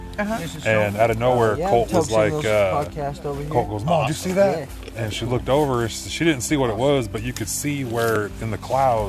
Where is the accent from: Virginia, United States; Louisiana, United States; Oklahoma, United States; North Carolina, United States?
Oklahoma, United States; Fairfax; now in Ponca City, United States; I'm from Fairfax, but I'm living in Ponca right now.